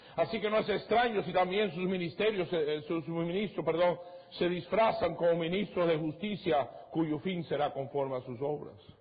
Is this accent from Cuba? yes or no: yes; Cuba; moved away; Yo soy de Cuba.